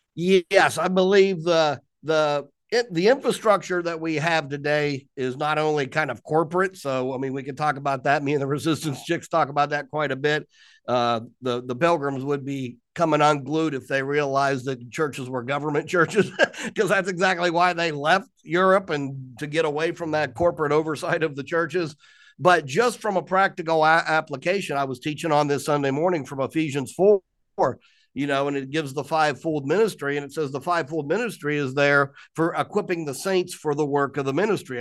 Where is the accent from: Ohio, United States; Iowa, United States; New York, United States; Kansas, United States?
Ohio, United States; Columbus; moved away as an adult; now in Pennsylvania, United States; born and raised in Columbus, Ohio, 1965